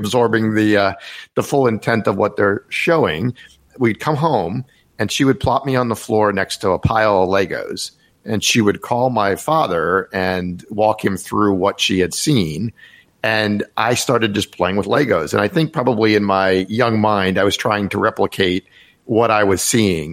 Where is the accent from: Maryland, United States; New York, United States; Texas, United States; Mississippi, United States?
Maryland, United States; Rockville; I grew up in Rockville, Maryland, which is not that far outside of DC